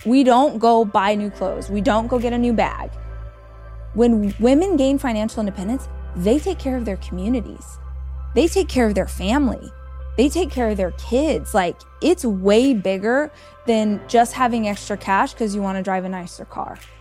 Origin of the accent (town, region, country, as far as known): Southern California, United States; born or raised there; moved away as an adult; now in Austin, United States